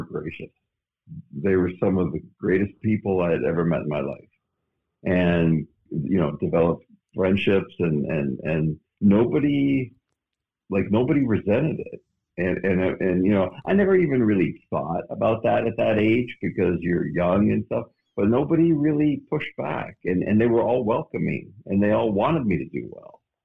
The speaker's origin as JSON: {"language": "English", "country": "Canada", "moved": "as an adult", "lives_now": "Phoenix, United States", "said": "I was suppressed being from Canada, going to the U.S."}